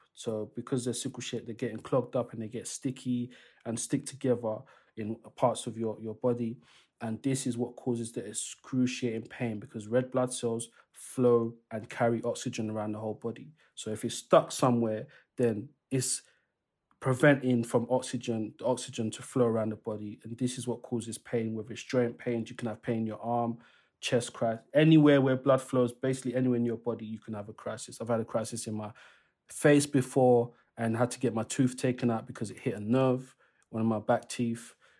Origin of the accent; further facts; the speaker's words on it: DR Congo; I'm originally from the Democratic Republic of Congo. They are colonized by the Belgians.